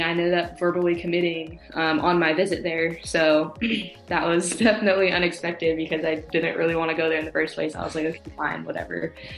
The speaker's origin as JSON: {"language": "English", "region": "California", "country": "United States", "tie": "born or raised there", "also_born_or_lived": "Oregon", "said": "I am from California, um, born and raised"}